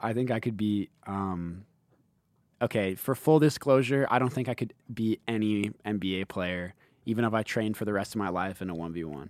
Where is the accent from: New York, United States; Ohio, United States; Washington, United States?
Washington, United States; Seattle; in Seattle, my hometown